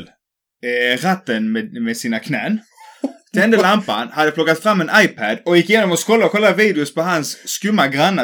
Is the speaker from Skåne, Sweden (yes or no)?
yes; Skåne, Sweden; accent: bred skånska; jag pratar skånska